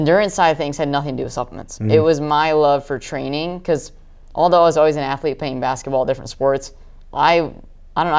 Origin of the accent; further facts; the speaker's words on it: Northern Michigan, United States; I grew up in Northern Michigan, which is very rural area